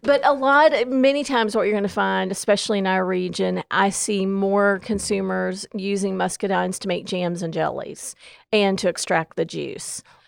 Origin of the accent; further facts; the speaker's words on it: Southwestern Virginia, United States; moved away as an adult; now in Gaston County, North Carolina, United States; I came from Southwestern Virginia, so muscadines were really new to me twenty years ago when I came to Gaston County